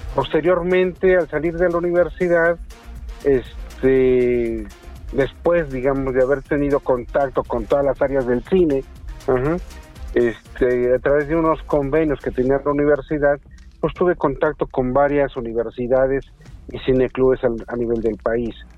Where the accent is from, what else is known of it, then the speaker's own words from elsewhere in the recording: Tehuacán, Puebla, Mexico; moved away as an adult; also born or lived in Mexico City; yo soy oriundo de Tehuacán, Puebla